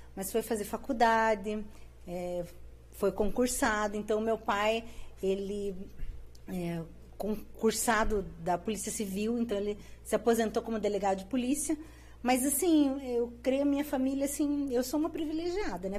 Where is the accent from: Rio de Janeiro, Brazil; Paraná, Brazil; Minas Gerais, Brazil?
Paraná, Brazil; Curitiba; eu sou curitibana, né? Nasci em Curitiba, me criei ali na região do Portão, Água Verde